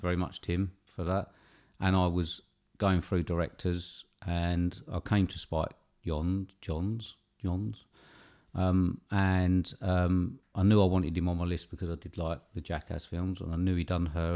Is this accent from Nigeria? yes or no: no; United Kingdom; being British